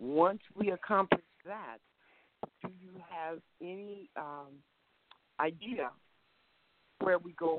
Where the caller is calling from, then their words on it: Mesa, Arizona, United States; I'm calling from Mesa, Arizona.